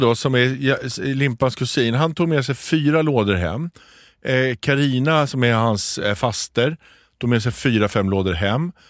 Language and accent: Swedish; Småland, Sweden; Mitt småländska snåla arv